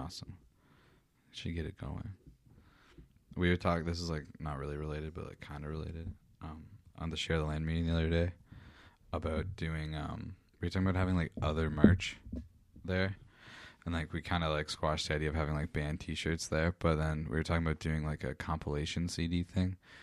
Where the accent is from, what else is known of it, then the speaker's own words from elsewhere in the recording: Meaford, Ontario, Canada; Mayfield's not too bad of a place to be from